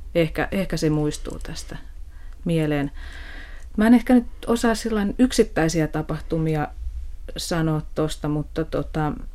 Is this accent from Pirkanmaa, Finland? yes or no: yes; Tampere, Pirkanmaa, Finland; mä oon tamperelainen ja, ja tota, on elänyt lapsuuteni – lapsuuteni alueella, jossa oli hyvin paljon työläisperheitä